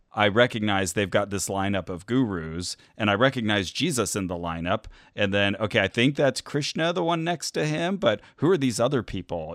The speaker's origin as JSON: {"language": "English", "town": "Burbank", "region": "California", "country": "United States"}